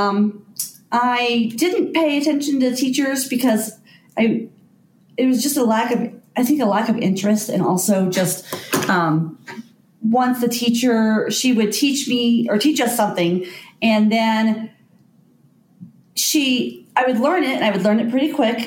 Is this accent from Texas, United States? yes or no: yes; North Texas, United States; moved away as an adult; also born or lived in Colorado; now in Ault, United States; I'm actually from North Texas